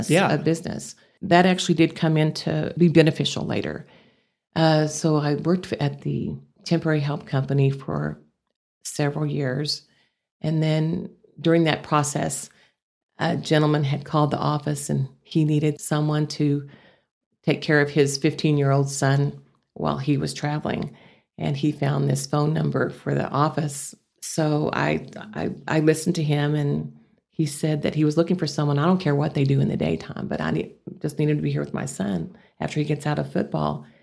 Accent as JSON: {"language": "English", "region": "Texas", "country": "United States", "accent": "Texas", "said": "where I could lose my Texas accent."}